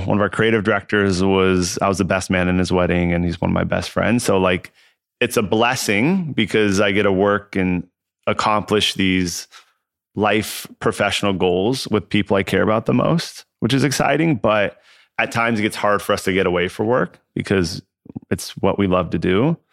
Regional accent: Southern California, United States; I grew up in Southern California

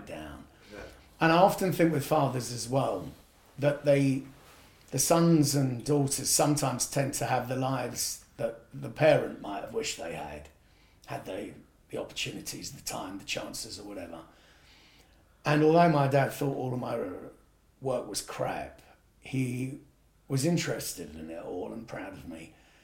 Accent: United Kingdom; I was brought up as white British

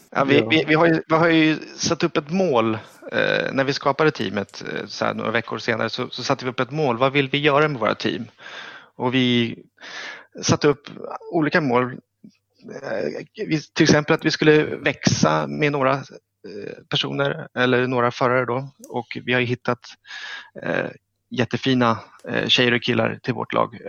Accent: Stockholm, Stockholm County, Sweden; jag är från Stockholm

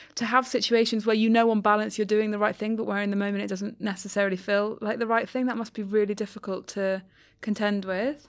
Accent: London, United Kingdom; I'm a Londoner

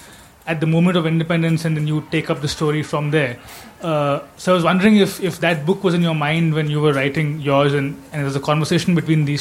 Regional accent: India; As an Indian with our own colonial past

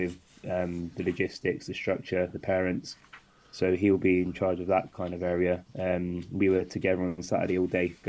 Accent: London, United Kingdom; moved away; also born or lived in Bristol; I grew up in London, so I had a lot of opportunities playing and training at a high level

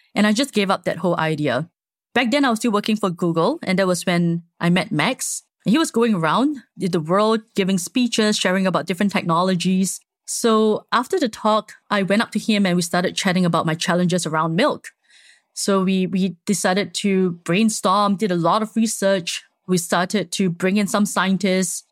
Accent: Singapore; I'm Singaporean, born and raised.

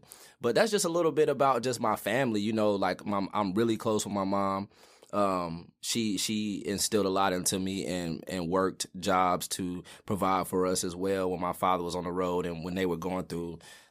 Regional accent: Greensboro, North Carolina, United States; I'm from here. I'm from Greensboro. Lived okay. here, you know, the majority of my life. You know, grew up on the west side of town.

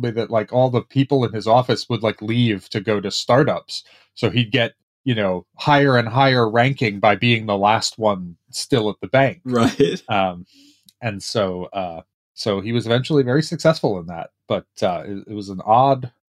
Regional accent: Dobbs Ferry, New York, United States; moved away as an adult; also born or lived in San Francisco / Brooklyn / Pittsburgh; now in Redmond, United States; And so we lived in Brooklyn for another three years, but I mostly don't remember that. And then we moved to Westchester, um, to Dobbs Ferry, which is one of the sort of Hudson River towns. Yeah. Um, and I that's basically where I grew up.

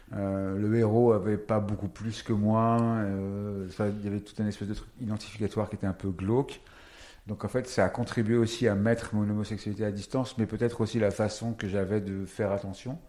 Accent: Paris, Île-de-France, France; Et parisien, je suis né à Paris.

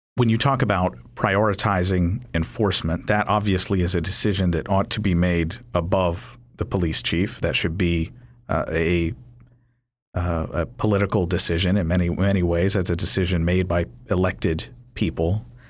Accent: Kentucky, United States; now in Virginia, United States; I'm from Kentucky

